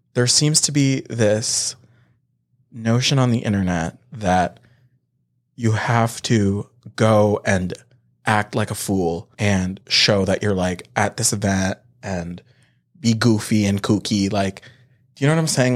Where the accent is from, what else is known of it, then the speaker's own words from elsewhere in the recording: Canada; we're Canadian.